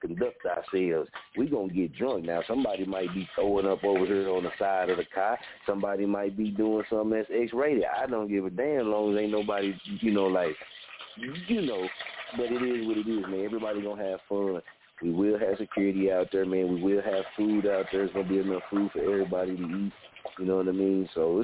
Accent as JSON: {"language": "English", "region": "Oklahoma", "country": "United States", "tie": "born or raised there", "also_born_or_lived": "Wichita, Kansas", "said": "This is my hometown"}